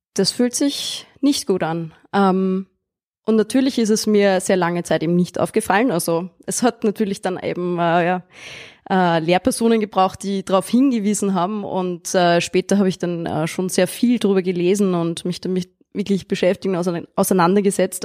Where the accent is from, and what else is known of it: Austria; born or raised there